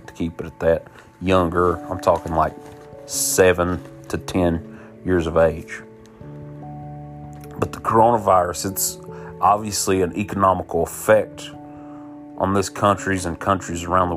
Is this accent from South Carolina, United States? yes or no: no; West Virginia, United States